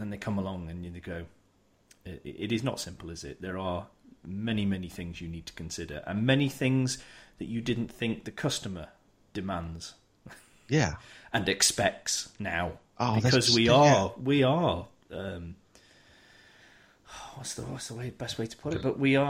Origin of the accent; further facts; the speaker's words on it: United Kingdom; because we're British